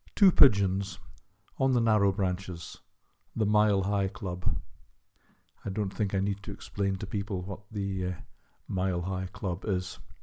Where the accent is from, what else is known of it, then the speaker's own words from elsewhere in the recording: Hull, Yorkshire and the Humber, United Kingdom; I'm from Kingston upon Hull in the northeast of England.